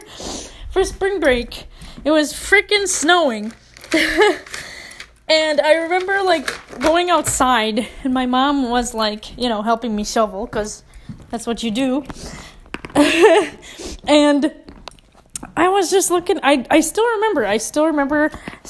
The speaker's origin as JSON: {"language": "English", "town": "Minneapolis", "region": "Minnesota", "country": "United States", "tie": "born or raised there", "said": "I grew up in Minneapolis"}